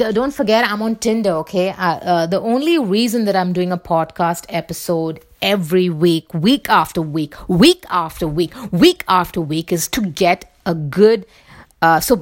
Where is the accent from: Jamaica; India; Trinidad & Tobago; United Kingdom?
India; Mumbai, Maharashtra; accent: Bombay accent; moved away as an adult; my accent will still be the Bombay accent, you know, from where I come from.